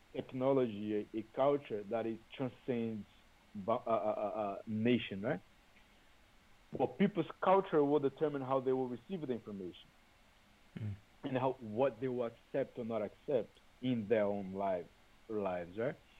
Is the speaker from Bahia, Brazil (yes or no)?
yes; Salvador, Bahia, Brazil; English is a second language; moved away as an adult; now in Toronto, Canada; I was born in Bahia. I grew up in Salvador